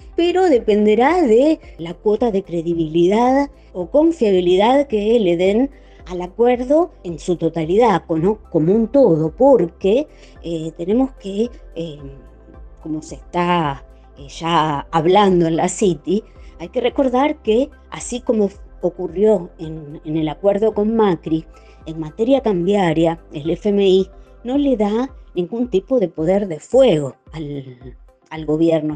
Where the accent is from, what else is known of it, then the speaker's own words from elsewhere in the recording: Argentina; como los argentinos nos medimos